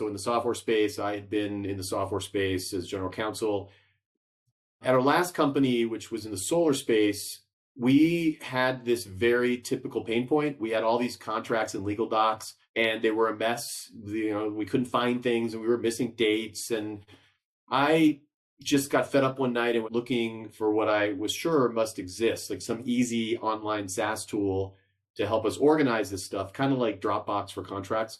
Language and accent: English; Los Angeles, California, United States; We grew up in Los Angeles